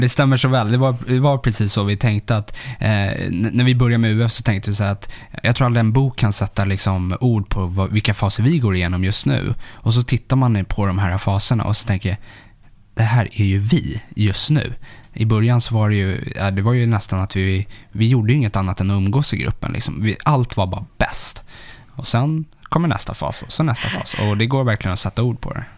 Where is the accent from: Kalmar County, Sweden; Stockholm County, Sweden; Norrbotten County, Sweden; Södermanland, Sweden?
Stockholm County, Sweden; Stockholm; Sätra, alltså en, eh, lite söder om Stockholm